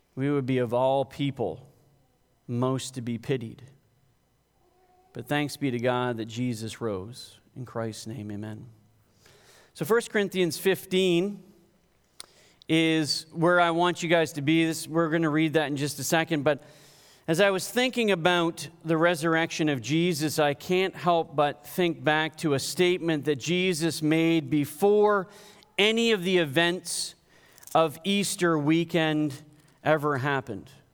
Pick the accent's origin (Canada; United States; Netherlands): Canada; I'm Canadian